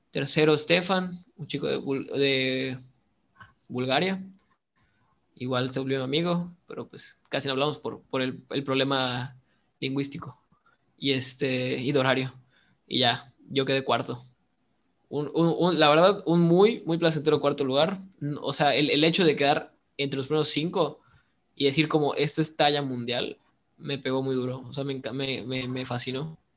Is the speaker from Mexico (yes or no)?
yes; Mexico; Yo, soy el, primer mexicano que se va a Rusia